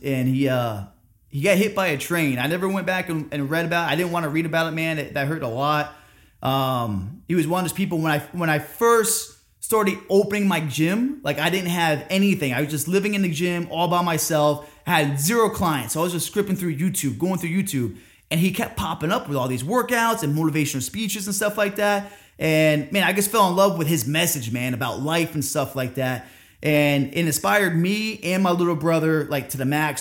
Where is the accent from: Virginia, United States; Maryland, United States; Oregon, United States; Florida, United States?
Florida, United States; Orlando; also born or lived in Cooperstown, New York; I grew up in Orlando, Florida